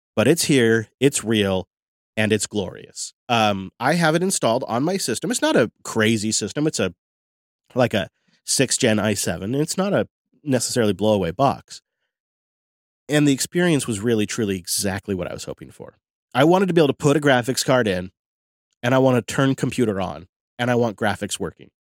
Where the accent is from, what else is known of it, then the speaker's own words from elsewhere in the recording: Mount Vernon, Washington, United States; There's a little local brewery in my hometown